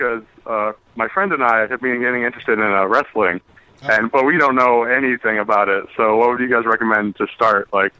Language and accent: English; Upland, California, United States; from Upland, California.